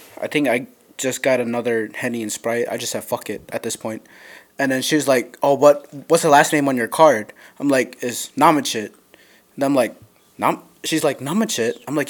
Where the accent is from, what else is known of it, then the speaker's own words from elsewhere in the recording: Ohio, United States; I'm from Ohio.